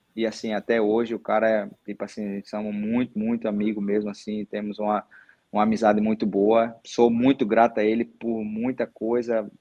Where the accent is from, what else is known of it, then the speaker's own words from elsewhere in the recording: Paraíba, Brazil; sou daqui, sou da Paraíba, vim de família pobre